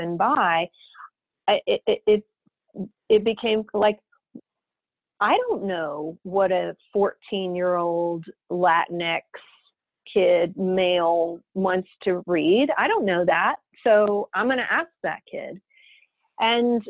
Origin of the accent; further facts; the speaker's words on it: Texas, United States; moved away as an adult; also born or lived in Austin, Texas; now in San Francisco, United States; I was born and raised in Texas. I'd never lived outside of Texas